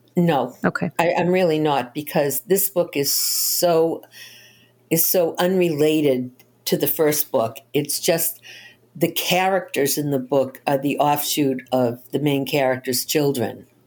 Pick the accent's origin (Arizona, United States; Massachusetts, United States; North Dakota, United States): Massachusetts, United States; Boston; I grew up in Boston, and I lived around the corner from one of Albert DeSalvo's victims